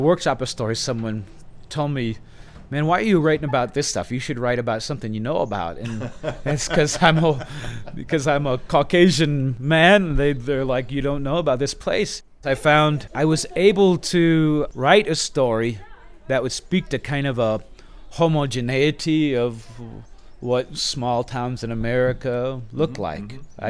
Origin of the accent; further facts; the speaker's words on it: Midwest, United States; now in Idaho, United States; Because I live in Idaho, it's a Western town. Because I grew up in the Midwest, it's Midwestern.